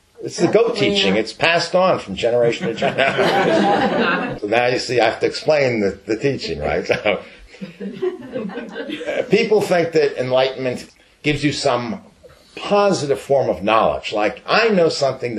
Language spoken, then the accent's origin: English; New York, United States; moved away; I'm from New York.